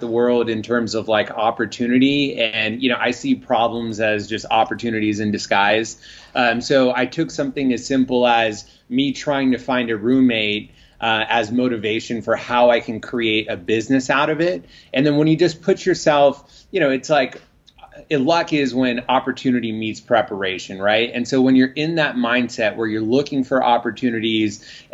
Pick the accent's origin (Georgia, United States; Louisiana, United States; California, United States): California, United States; San Francisco Bay Area, Northern; moved away as an adult; also born or lived in Los Angeles; I'm originally from Northern California, the San Francisco Bay Area